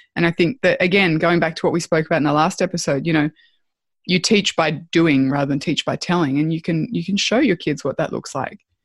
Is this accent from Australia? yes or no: yes; Australia; being Australian